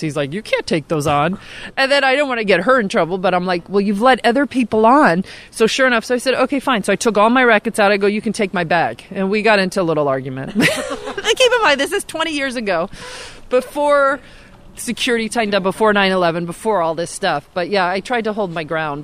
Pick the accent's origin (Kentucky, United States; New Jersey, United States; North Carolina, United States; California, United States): California, United States; I grew up in California.